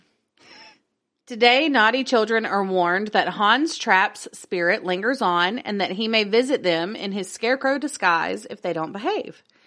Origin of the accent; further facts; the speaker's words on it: Northwest Louisiana, United States; accent: Southern; I'm from Northwest Louisiana. I don't know French.